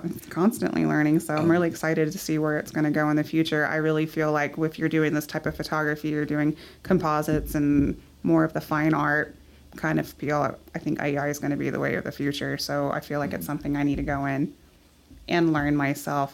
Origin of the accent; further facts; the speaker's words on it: Midland, Texas, United States; I'm born and raised in Midland